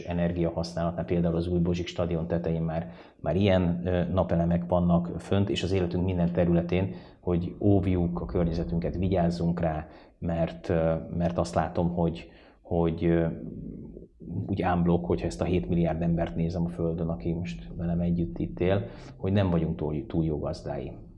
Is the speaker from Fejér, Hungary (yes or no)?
yes; Székesfehérvár, Fejér, Hungary; moved away; én Fehérváron nőttem föl